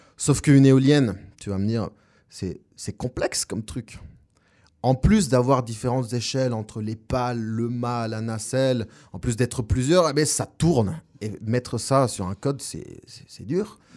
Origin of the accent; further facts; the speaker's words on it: La Paz, Bolivia; French is a second language; moved away as an adult; also born or lived in Montpellier, France; now in Orléans, France; Je viens de Bolivie d'origine, ça fait 8 ans que je suis en France et je suis né à La Paz, Bolivie